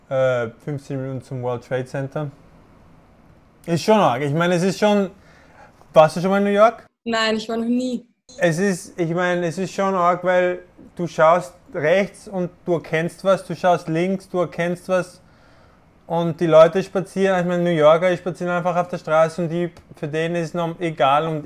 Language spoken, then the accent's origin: German; Spain; born there; also ich bin, ich bin in Spanien geboren worden, aber das war auch einfach nur Zufall.